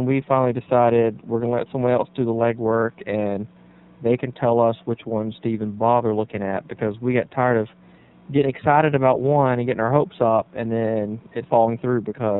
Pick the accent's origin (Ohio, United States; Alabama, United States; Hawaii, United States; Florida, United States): Alabama, United States; Gardendale; my hometown paper where I grew up, which is here in Gardendale.